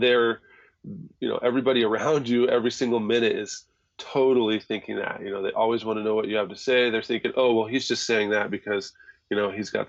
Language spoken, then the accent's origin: English; Boise, Idaho, United States; moved away; there was a few black people in my school in Boise, Idaho